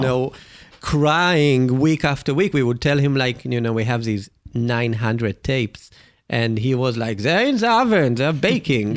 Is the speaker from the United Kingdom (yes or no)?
no; Israel; me growing up in Israel